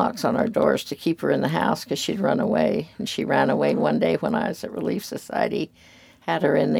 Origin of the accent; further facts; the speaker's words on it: Overton, Nevada, United States; I was born in Overton, Nevada, 1944.